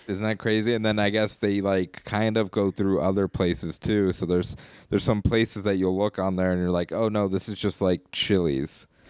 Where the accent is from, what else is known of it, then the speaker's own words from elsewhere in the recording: Colorado Springs, Colorado, United States; my hometown